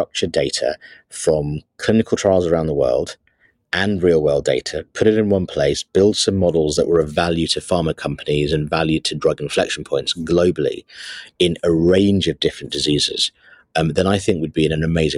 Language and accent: English; Sri Lanka; moved away; I was born in Sri Lanka